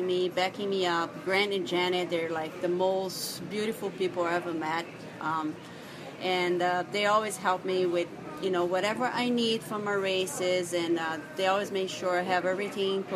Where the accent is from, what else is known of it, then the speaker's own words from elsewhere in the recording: Brazil; now in Kona, United States; my hometown